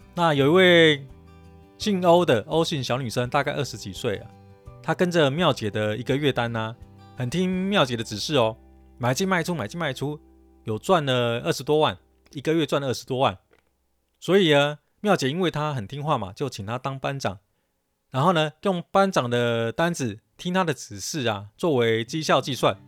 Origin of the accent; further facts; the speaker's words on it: Taipei, Taiwan; 因为我台语讲得不好，我是台北人嘛，所以台语讲得不好